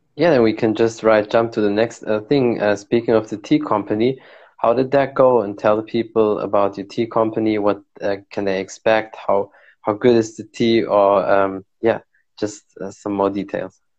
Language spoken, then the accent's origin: English; Morocco; I'm from Morocco, so we drink a lot of tea, like mint mint tea